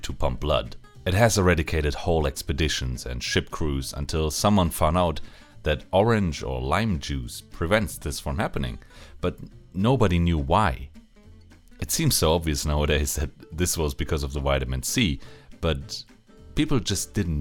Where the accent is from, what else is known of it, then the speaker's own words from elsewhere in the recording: Germany; I'm a pharmacist from Germany